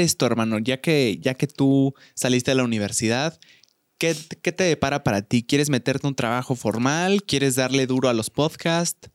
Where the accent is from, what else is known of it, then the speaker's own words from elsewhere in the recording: Querétaro, Mexico; Yo soy provinciano, soy de Querétaro